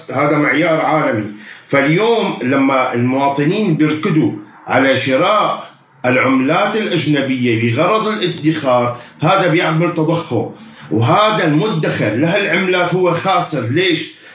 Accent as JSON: {"language": "Arabic", "country": "Syria", "said": "عندنا في سوريا"}